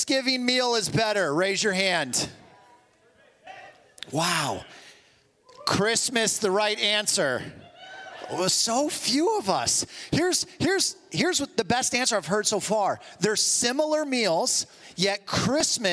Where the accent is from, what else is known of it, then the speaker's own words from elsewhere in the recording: Toledo, Ohio, United States; moved away; also born or lived in New Jersey; my family and I moved back from Jersey to Toledo